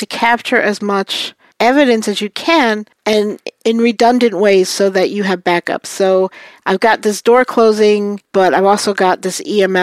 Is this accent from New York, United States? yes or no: yes; New York City, New York, United States; I'm from Brooklyn